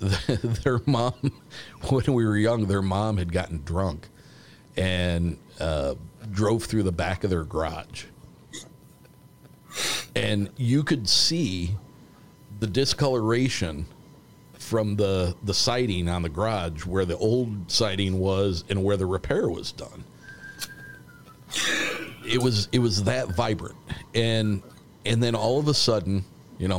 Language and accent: English; South Bend, Indiana, United States; we are not far from the South Bend Regional Airport